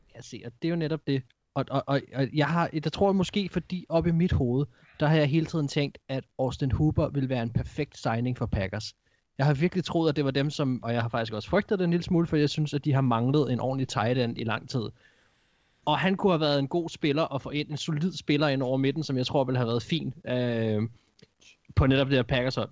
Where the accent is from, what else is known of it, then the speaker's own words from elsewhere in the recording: Gladsaxe, Capital Region of Denmark, Denmark; kommer fra den, den by, hvor jeg kommer fra, Gladsaxe